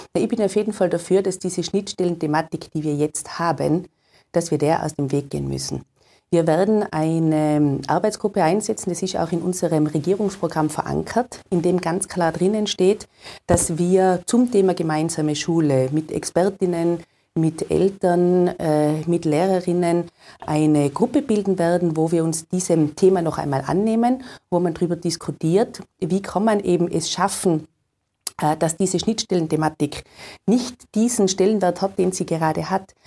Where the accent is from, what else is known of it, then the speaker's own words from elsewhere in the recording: Tyrol, Austria; bei uns in Tirol